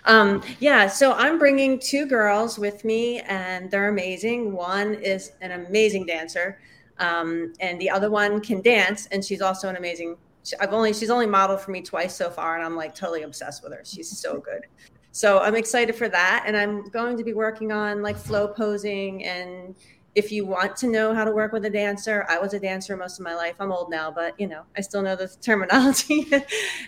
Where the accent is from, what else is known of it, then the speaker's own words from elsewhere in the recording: New Jersey, United States; I'm from Jersey